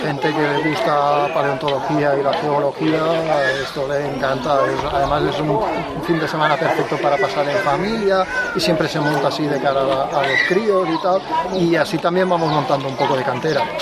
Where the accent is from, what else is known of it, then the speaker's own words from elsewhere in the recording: Vinaròs, Valencian Community, Spain; nosotros somos de Vinaroz, eh, al lado de Cataluña